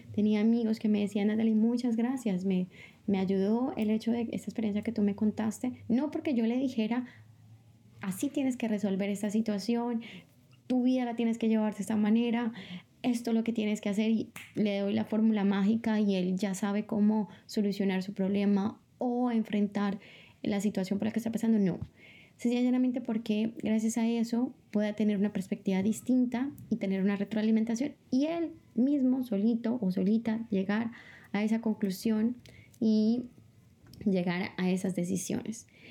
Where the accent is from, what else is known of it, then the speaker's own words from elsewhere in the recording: Bogotá, Colombia; moved away as an adult; also born or lived in Hattingen, Germany / Bochum, Germany / Tossa de Mar, Spain; now in Barcelona, Spain; Vengo de Bogotá, Colombia. Es mi ciudad natal.